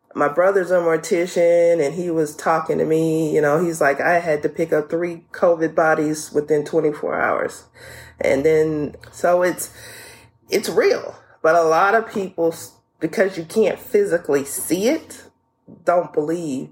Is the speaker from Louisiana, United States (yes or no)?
yes; New Orleans, Louisiana, United States; I'm from New Orleans.